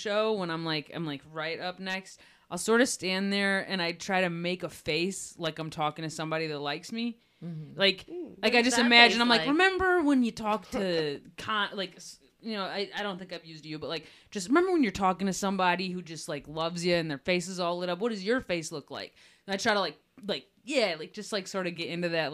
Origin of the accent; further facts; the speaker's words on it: Detroit, Michigan, United States; I am here from Detroit